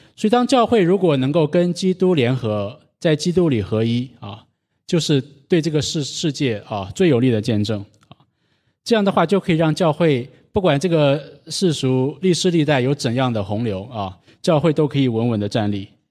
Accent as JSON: {"language": "Chinese", "country": "China", "tie": "born or raised there", "moved": "yes", "said": "我们在国内长大，从小就是在这样那样的榜样当中长大的"}